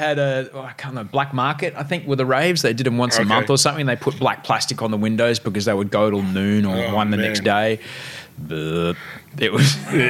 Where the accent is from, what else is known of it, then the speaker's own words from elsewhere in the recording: Brisbane, Queensland, Australia; But, I grew up in Brisbane.